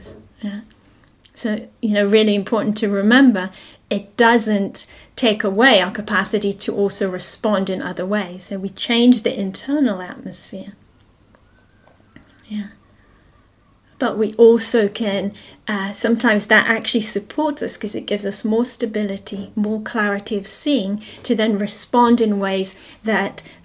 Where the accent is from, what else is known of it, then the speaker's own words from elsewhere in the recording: Jerusalem, Jerusalem District, Israel; moved away; I grew up in Israel, yeah, and I grew up in Jerusalem